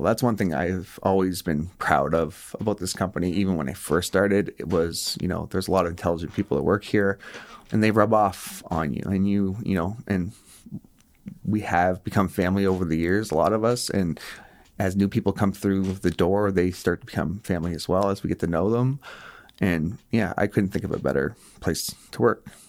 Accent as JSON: {"language": "English", "town": "Moncton", "region": "New Brunswick", "country": "Canada", "tie": "born or raised there", "said": "I grew up here in Moncton"}